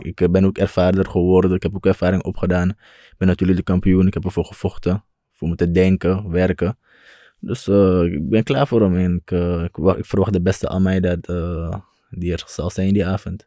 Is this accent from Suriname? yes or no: yes; Suriname; Ik kom ook van Suriname.